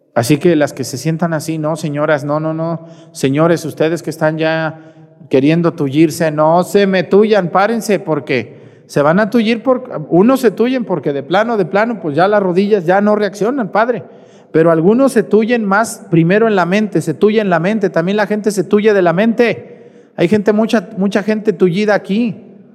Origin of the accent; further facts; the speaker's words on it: Mexticacán, Jalisco, Mexico; soy de Mesticacán